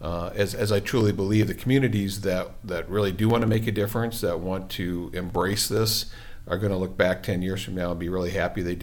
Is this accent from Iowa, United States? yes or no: yes; Iowa, United States; now in Waterford, United States; I grew up in small town America, so, you know, Waterford to me is a big community from where I grew up in Iowa